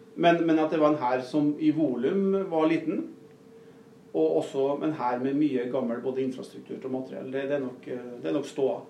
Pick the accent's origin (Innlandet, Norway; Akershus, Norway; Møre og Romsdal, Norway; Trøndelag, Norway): Møre og Romsdal, Norway; Nordmøre; also born or lived in Northern Norway; now in Rena, Norway; er jeg nordmøring